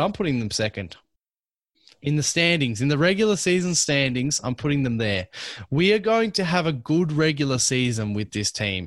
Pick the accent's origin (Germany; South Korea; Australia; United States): Australia; Melbourne, Victoria; I'm from Melbourne.